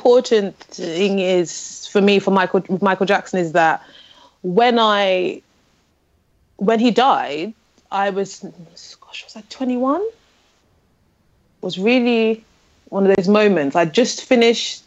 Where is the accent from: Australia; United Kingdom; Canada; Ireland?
United Kingdom; London; born in Islington in North London.